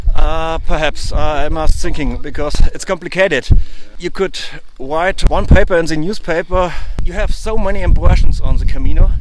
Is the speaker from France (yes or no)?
no; Lower Bavaria, Germany; first language German; English is a second language; I'm from Lower Bavaria. It's uh, in Germany